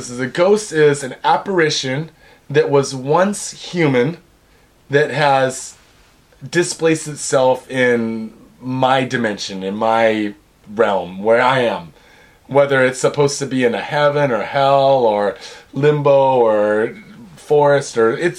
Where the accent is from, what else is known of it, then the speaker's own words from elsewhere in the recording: Pacific Northwest, United States; I grew up in the Northwest where you can pick mushrooms like out in the wild, right?